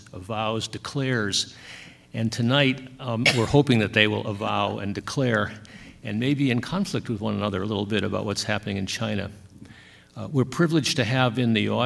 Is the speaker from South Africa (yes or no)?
yes; South Africa; I come from South Africa